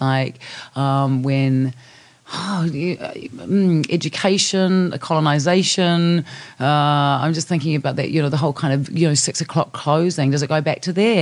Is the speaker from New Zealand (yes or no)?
yes; New Zealand; I come from New Zealand. I'm a Kiwi.